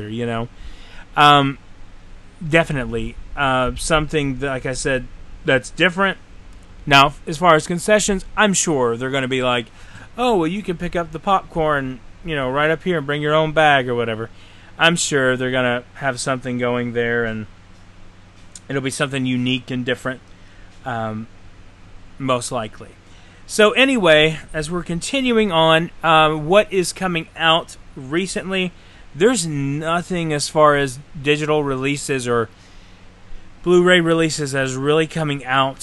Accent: Tennessee, United States; now in Florida, United States; from my hometown in Tennessee

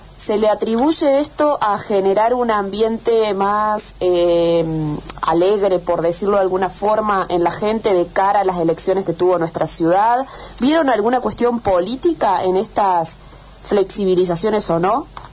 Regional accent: Jovita, Córdoba, Argentina; yo soy de Jovita

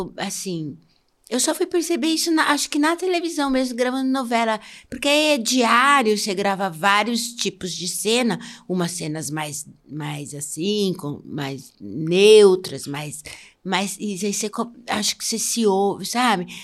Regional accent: São Paulo, Brazil; accent: paulista; moved away; also born or lived in Rio de Janeiro; meu sotaque era muito paulista

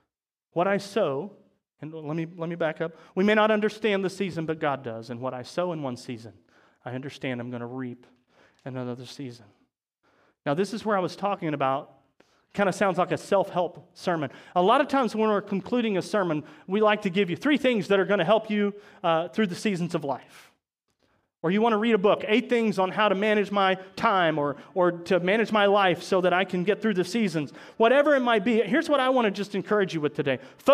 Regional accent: Chillicothe, Missouri, United States; now in Maryville, United States; we're from Chillicothe, right? That's where we moved over from.

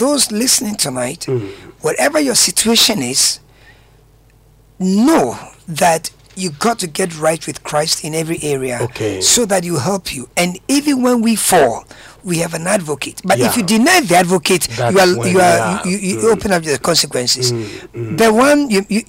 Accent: Accra, Greater Accra, Ghana; I grew up around Kanishi

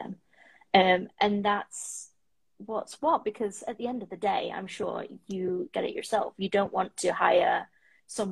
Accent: United Kingdom; moved away as an adult; now in Toronto, Canada; I am a British female that is living currently in Toronto in the Six

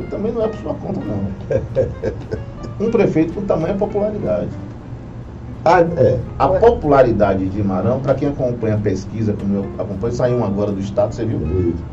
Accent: Itabuna, Bahia, Brazil; eu sou de Tabuna, mas apaixonado por Ilhéus

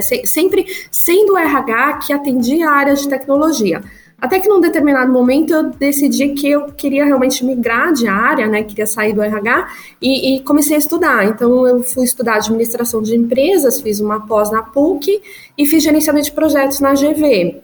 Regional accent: São Paulo, Brazil; also born or lived in Marília; eu nasci em Marília, interior de São Paulo.

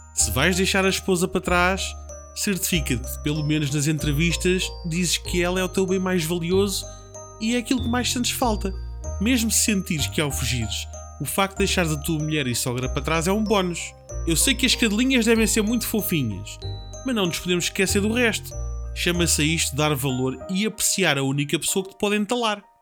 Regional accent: Portugal; Eu sei, como português

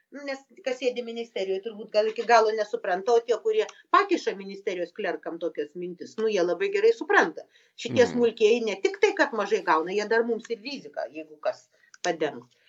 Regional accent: Lithuania; mes lietuviai

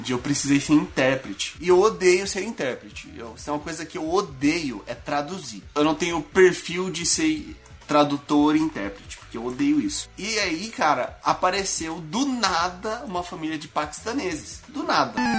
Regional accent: Brazil; moved away; also born or lived in United States; como brasileiro no exterior

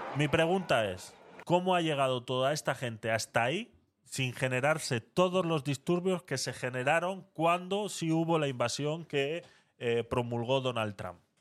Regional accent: Vitoria-Gasteiz, Basque Country, Spain

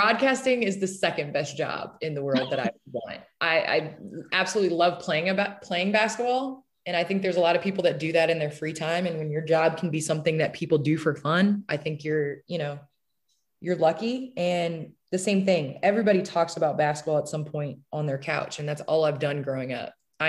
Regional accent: Naperville, Illinois, United States; moved away; I grew up in the Chicagoland area. I grew up in Naperville

